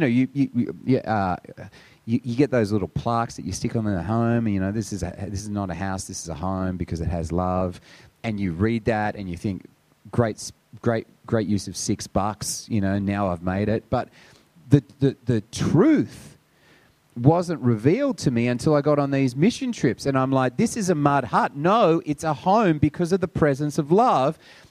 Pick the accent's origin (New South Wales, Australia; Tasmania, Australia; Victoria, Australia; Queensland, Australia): New South Wales, Australia; Sydney; I grew up on the North Shore. I grew up in St. Ives back in the day when everyone had a toilet.